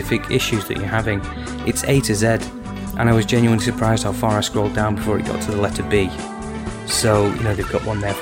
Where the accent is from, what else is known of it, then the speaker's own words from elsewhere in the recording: United Kingdom; I'm British